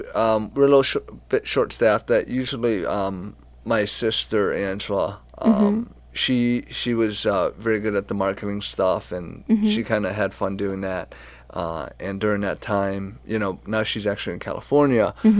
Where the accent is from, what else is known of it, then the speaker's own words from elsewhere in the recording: France; born there; I was born in France.